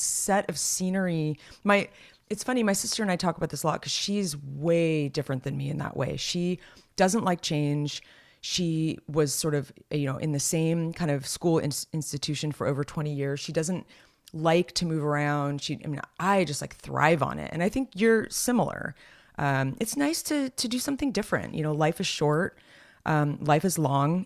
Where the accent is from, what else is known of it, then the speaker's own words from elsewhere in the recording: Los Gatos, California, United States; Los Gatos, uh, my hometown